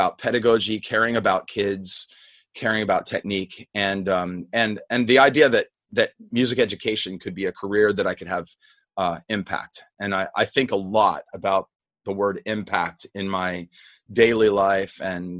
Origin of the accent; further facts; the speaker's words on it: Indiana, Pennsylvania, United States; now in North Carolina, United States; I grew up in Western Pennsylvania, not far from Pittsburgh, in the little college town of Indiana, Pennsylvania.